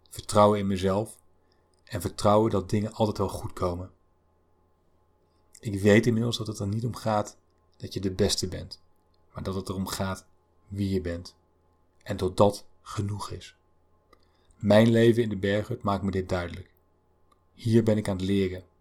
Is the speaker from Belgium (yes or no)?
no; North Brabant, Netherlands; Ik ben geboren en getogen in het Brabantse land.